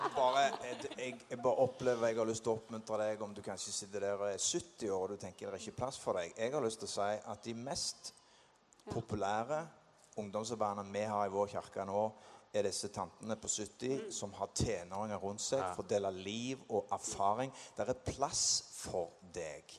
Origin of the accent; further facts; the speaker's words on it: Sandnes, Rogaland, Norway; Jeg vokste opp på Klippen på Sandnes, og vi var unge gutter på 13-14 år.